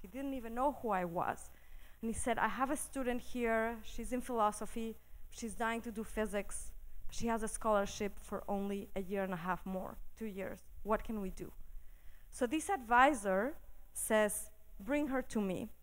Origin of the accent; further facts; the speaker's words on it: Mexico City, Mexico; I grew up in Mexico City in a fairly conservative community